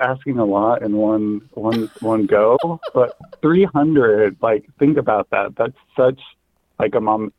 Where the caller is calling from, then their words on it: Indiana, United States; I'm calling from the, you know, great state of Indiana.